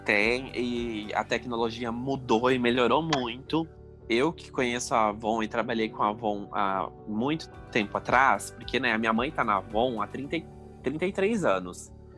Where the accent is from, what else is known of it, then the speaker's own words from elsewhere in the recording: Capitão Leônidas Marques, Paraná, Brazil; also born or lived in Cascavel, Paraná; eu nasci em Capitão Leone das Marques. É no Paraná.